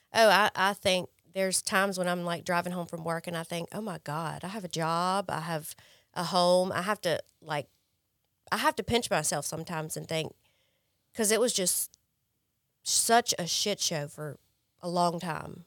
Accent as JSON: {"language": "English", "town": "Jackson", "country": "United States", "tie": "born or raised there", "moved": "yes", "said": "I grew up in Jackson, I grew up privileged"}